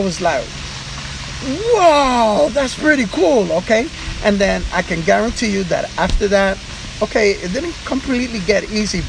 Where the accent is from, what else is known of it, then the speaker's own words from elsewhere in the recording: New York City, New York, United States; I was born and raised in Spanish Harlem